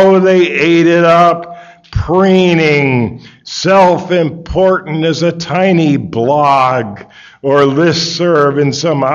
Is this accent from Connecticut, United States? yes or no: yes; Connecticut, United States; I'm from Connecticut